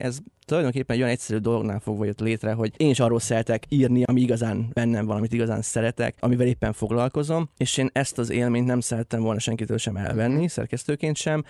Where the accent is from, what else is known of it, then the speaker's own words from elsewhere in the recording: Lenti, Zala, Hungary; moved away; a szülővárosomban leszek majd, lentiben